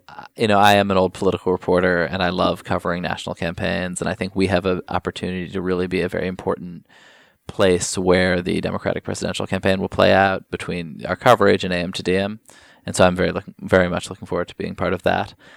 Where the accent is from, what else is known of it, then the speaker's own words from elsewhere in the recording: New York, United States; I grew up here in New York